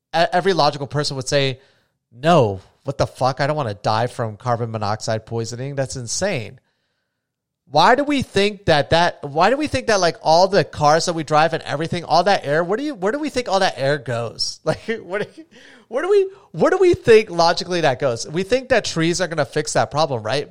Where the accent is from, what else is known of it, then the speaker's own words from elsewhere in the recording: New Smyrna Beach, Florida, United States; where I grew up is essentially on a little island, too. And, I mean, my hometown is gone